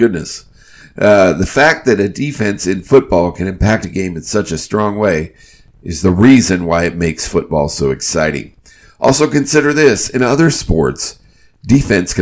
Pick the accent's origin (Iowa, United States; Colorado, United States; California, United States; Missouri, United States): Iowa, United States; Burlington; moved away as an adult; now in Charlotte, United States; Iowa native, such as myself